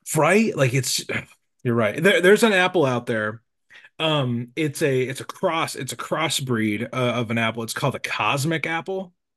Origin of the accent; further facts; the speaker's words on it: Nebraska, United States; I'm from Nebraska, so I've been doing local Nebraska stuff.